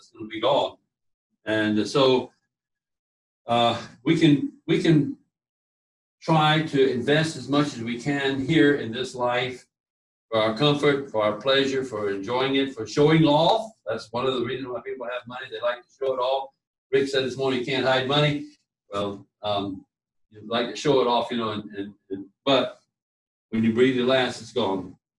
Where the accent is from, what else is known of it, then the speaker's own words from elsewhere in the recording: Key West, Florida, United States; born there; I'll tell them I was born in a Navy hospital down in Key West.